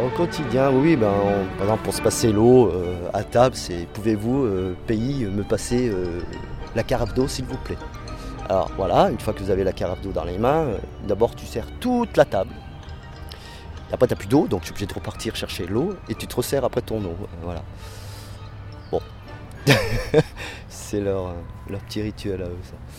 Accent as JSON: {"language": "French", "town": "Besançon", "region": "Bourgogne-Franche-Comté", "country": "France", "tie": "born or raised there", "also_born_or_lived": "Valence", "moved": "yes", "said": "je suis né à Besançon"}